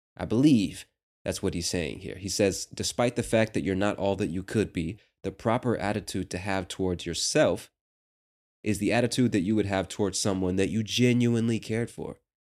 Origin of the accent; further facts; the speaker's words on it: United States; As an American